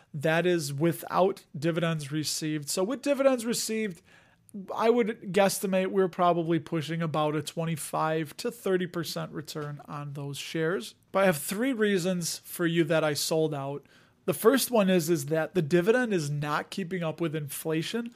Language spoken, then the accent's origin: English; Chicago, Illinois, United States; accent: Chicago; my Chicago accent